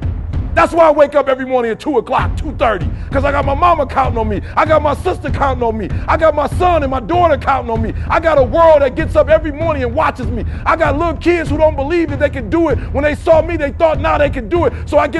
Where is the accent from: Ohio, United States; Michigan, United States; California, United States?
Michigan, United States; Detroit; I'm from Detroit, 8 Mile.